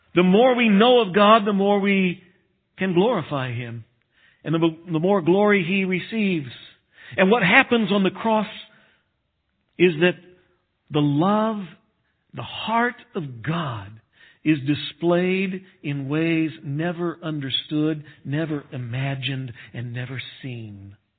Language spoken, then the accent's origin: English; Texas, United States; moved away; I grew up in Texas, and West Texas is no better